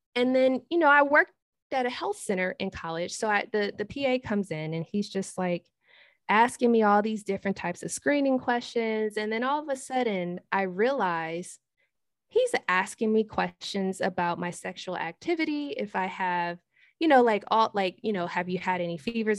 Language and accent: English; Detroit, Michigan, United States; now in Hanover, United States; I'm originally from Detroit, but I currently live in Hanover, Maryland.